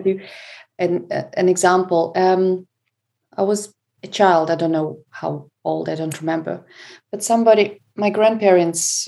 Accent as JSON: {"language": "English", "country": "Moldova", "tie": "born or raised there", "moved": "yes", "lives_now": "Florida, United States", "said": "I was born and raised in Moldova"}